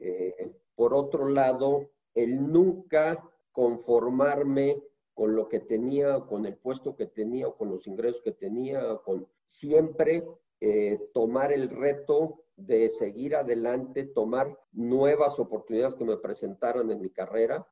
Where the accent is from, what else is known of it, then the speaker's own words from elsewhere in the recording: Mexico; te lo digo como mexicano, no como funcionario de Fibra 1